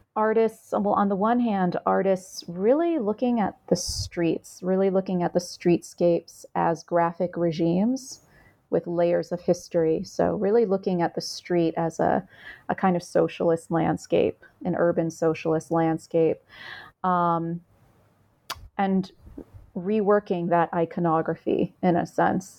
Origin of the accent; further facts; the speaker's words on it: United States; I'm Vietnamese American. My mother was a refugee